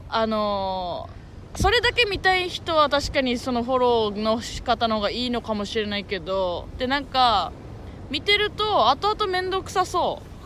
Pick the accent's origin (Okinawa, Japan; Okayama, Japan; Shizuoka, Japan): Okinawa, Japan; Urasoe; 浦添出身だからね。浦添にいたんだけど、今まで。